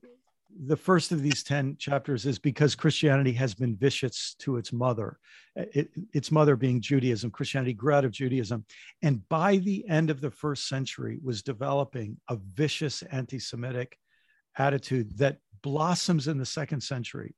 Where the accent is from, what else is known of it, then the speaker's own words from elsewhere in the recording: United States; being American